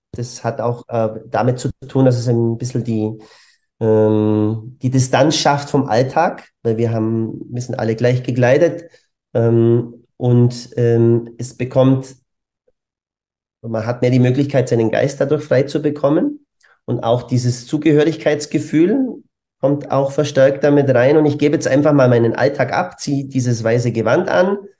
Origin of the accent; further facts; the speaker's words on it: Germany; moved away as an adult; also born or lived in Bavaria; now in Vienna, Austria; bin eigentlich ursprünglich Deutscher